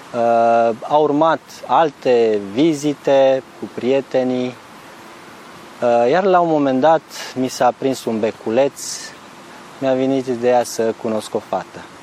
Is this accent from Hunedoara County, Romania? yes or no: yes; Vulcan, Hunedoara County, Romania; moved away as an adult; also born or lived in Timișoara, Romania; now in Novi Sad, Serbia; Provin din România, din, de undeva dintr-un oraș de munte din Transilvania, Uh, vulcan din Valea Jiului, un oraș minier, industrial.